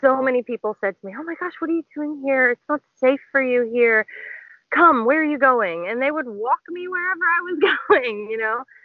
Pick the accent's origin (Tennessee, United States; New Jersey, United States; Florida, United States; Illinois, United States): Tennessee, United States; moved away as an adult; also born or lived in Uganda; now in Philippines; I was born in Tennessee in the U.S.